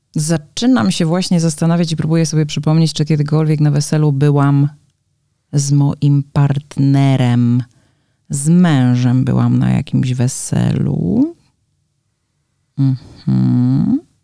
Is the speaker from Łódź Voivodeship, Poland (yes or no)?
yes; Łódź, Łódź Voivodeship, Poland; moved away as an adult; now in Warsaw, Poland; Ja też pochodzę z dużego miasta, bo Łódź jednak nie jest y, małym miasteczkiem